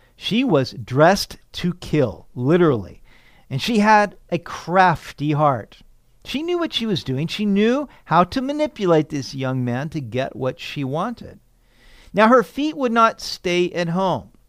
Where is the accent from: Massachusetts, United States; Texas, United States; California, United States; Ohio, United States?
California, United States; Sacramento; When I was a teenager growing up in Sacramento